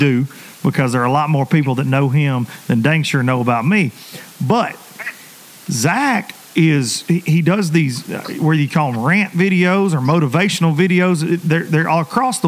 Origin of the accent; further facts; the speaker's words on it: Lawrenceburg, Tennessee, United States; growing up in Lawrenceburg, Tennessee, in the middle of damn nowhere